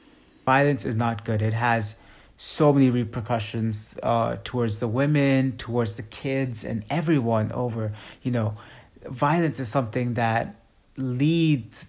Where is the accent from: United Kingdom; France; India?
India; Mumbai, Maharashtra; moved away; So I grew up in India as a kid. I grew up in Mumbai specifically, very populated city.